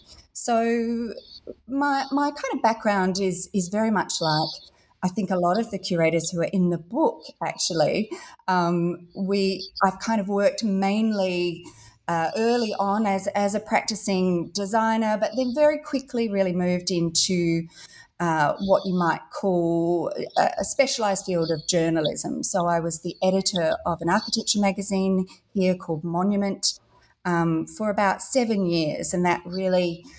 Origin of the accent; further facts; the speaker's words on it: Perth, Western Australia, Australia; I grew up in Western Australia here in Australia, so in Perth, one of the most remote cities in the world, but an extraordinary place.